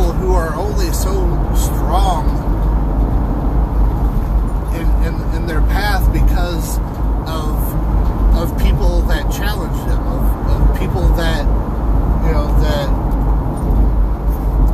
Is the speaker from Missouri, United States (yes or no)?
yes; St. Louis, Missouri, United States; moved away; I'm from St. Louis